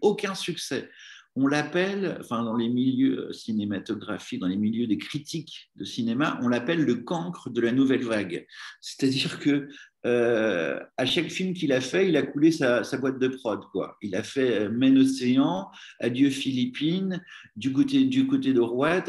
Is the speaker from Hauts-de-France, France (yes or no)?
no; Normandy, France; now in Paris, France; j'étais originaire de Normandie